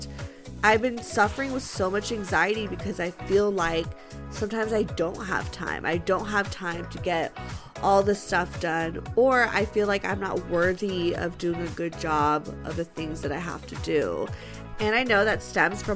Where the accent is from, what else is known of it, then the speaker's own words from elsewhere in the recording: Los Angeles, California, United States; I grew up in like